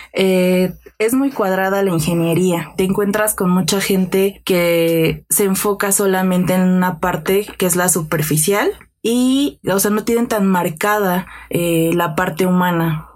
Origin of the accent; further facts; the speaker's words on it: Mexico City, Mexico; soy aquí de la Ciudad de México